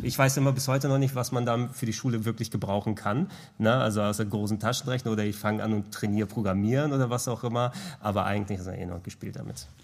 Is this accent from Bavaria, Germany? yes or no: no; Hamburg, Germany; first language Greek; German is a second language; ich bin in einem griechischen Haushalt groß geworden, hier in Hamburg, also in Hamburg geboren, in Deutschland geboren, aber dementsprechend in der Familie sprichst du natürlich nur Griechisch zu Beginn